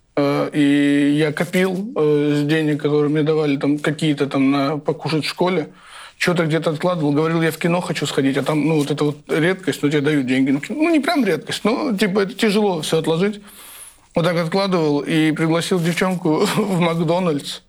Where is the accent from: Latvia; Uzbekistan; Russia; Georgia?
Georgia; Tbilisi; я из Тбилиси